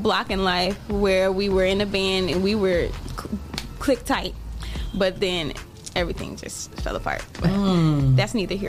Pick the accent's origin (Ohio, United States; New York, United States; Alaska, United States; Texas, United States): Ohio, United States; Toledo; I'm born and raised in Toledo.